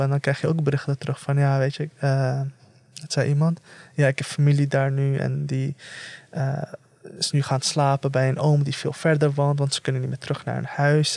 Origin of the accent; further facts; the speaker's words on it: The Hague, South Holland, Netherlands; ik, op, opgegroeid in de Schilderswijk